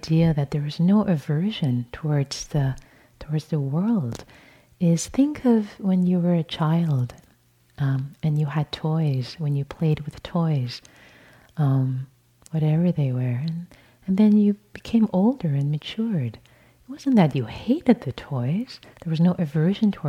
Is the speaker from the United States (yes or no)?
no; Tehran, Tehran Province, Iran; moved away; born and raised in Tehran, Iran